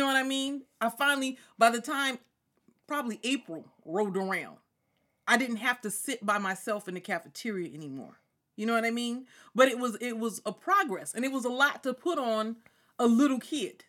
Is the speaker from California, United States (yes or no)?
yes; Ontario, California, United States; also born or lived in Chino, California; I'm from Ontario. I went to Chino High.